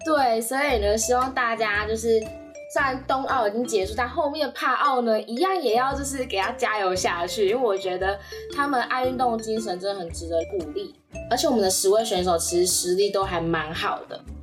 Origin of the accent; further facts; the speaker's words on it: Kaohsiung, Taiwan; 身为高雄人